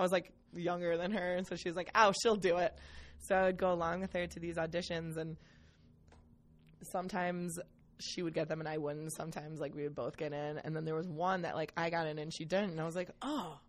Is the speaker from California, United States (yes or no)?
no; Cleveland, Ohio, United States; the house I grew up in in Cleveland was a speakeasy